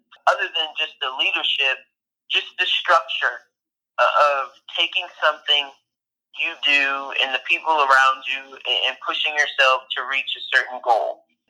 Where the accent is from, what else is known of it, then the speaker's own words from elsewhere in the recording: Central Luzon, Philippines; first language Tagalog; English is a second language; the Philippines at Clark Air Force Base. And we had lived there for about 5 years. I grew up there. My first language really wasn't even English. It was Tagalog, which is Filipino